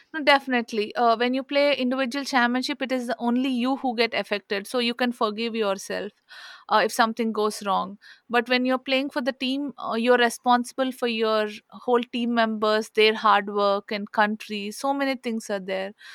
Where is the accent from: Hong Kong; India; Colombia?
India; I'm from India